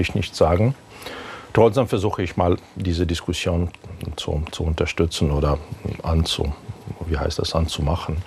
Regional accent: Ukraine; German is a second language; moved away as an adult; now in Berlin, Germany; können wir als Ukrainer

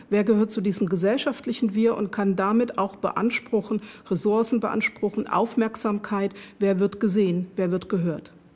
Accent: Germany; Ich bin in der DDR aufgewachsen, geboren, aufgewachsen äh, und habe dort meine Sozialisation erfahren

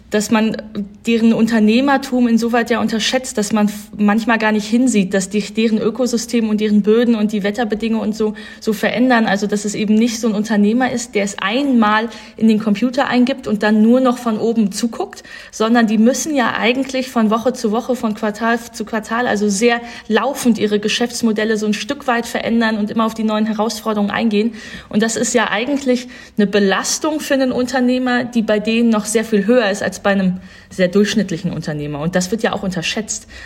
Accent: North Rhine-Westphalia, Germany; Und ich komme ja aus Nordrhein-Westfalen, habe jetzt keine Familiengeschichte in der Richtung, aber ich kenne natürlich diese ganzen Familien.

